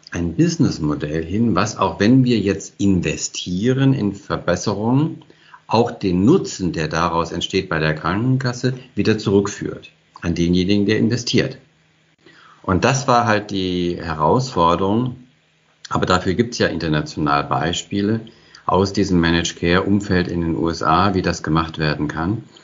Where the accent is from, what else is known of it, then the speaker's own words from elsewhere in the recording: Hesse, Germany; born there; Als gebürtiger Hesse kannte ich aber nur das Kinzigtal äh, fast von Hessen